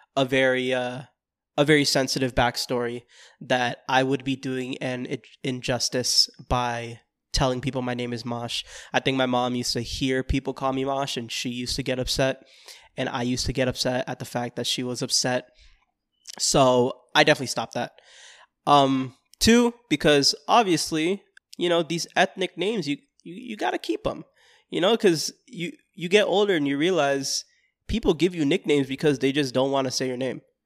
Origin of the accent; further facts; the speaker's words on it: Florida, United States; I'm from Florida